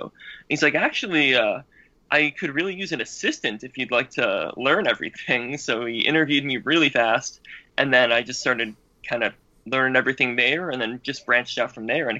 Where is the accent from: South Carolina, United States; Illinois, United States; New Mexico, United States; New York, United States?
New York, United States; Tonawanda; moved away as an adult; also born or lived in Boston; now in Japan; I'm originally from Buffalo, New York, actually a little suburb of Buffalo called Tonawanda. And after that, when I got out of high school, I ended up moving to Boston when I joined the Army, and I was there for about 10 years